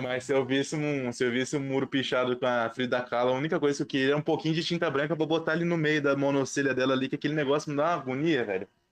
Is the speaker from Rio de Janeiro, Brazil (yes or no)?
no; Ribeirão Preto, São Paulo, Brazil; eu sou de Ribeirão Preto